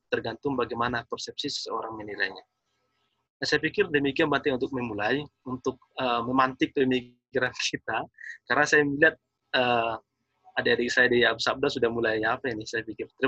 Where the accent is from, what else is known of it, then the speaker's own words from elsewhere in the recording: North Sumatra, Indonesia; Kalau dalam kami orang Batak yang menekankan bahwa anak itu adalah kekayaan.